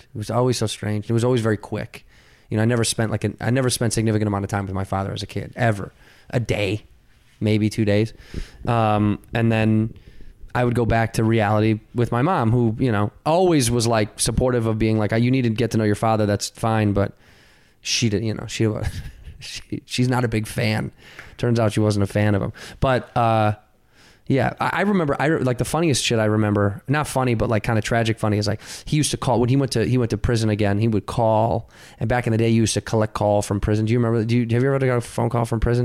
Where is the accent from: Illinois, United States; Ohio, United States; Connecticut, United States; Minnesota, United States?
Illinois, United States; Chicago; I grew up in Chicago, Illinois